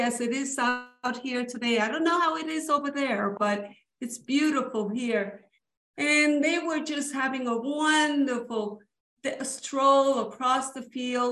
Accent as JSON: {"language": "English", "town": "New York City", "region": "New York", "country": "United States", "tie": "born or raised there", "first_language": "Spanish", "second_language": "English", "said": "I grew up speaking Spanish when I was growing up in New York City with my family who always spoke Spanish at home"}